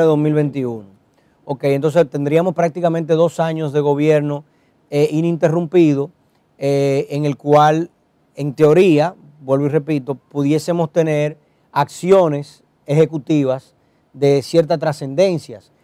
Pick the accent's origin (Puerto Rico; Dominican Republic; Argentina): Dominican Republic